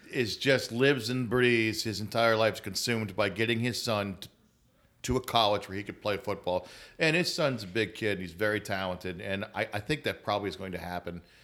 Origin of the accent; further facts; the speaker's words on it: Atlanta, Georgia, United States; moved away; I grew up in Atlanta, North Atlanta, in a suburb